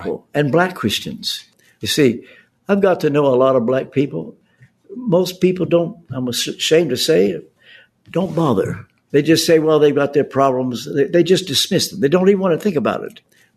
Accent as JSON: {"language": "English", "region": "Kentucky", "country": "United States", "tie": "born or raised there", "said": "I speak as a Southern boy. I was brought up in Kentucky"}